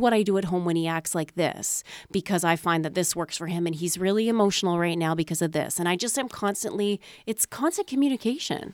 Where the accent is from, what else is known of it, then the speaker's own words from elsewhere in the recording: Manitoba, Canada; I grew up in Manitoba